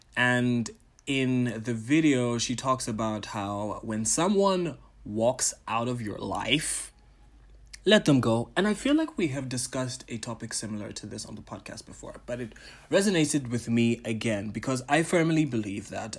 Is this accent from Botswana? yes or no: yes; Botswana; also born or lived in Ghana / Tanzania; I am a Ghanaian, a Tanzanian, Pan African entertainer, curator, and entrepreneur from Botswana